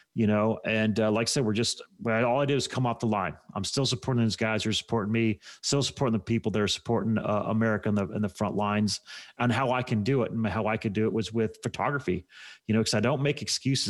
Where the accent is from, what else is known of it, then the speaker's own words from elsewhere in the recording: United States; I'm an American